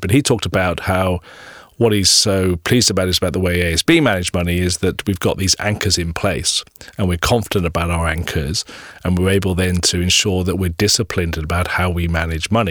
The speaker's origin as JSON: {"language": "English", "country": "New Zealand", "said": "proud to be living in New Zealand and, and being a New Zealander"}